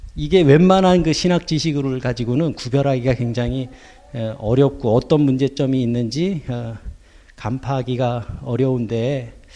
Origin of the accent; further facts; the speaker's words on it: South Korea; now in Luxembourg; 우리는 한국인으로서 살고 있고